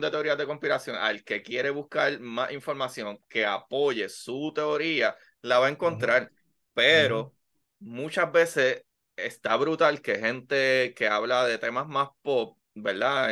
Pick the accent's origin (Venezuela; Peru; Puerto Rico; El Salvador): Puerto Rico; Bayamón; Yo soy de Bayamón, pero la octava sección de Bayamón que es al lado de Pradera y yo estudié en la Emilio Milán, la Basilio y me gradué de la Pedro Albizu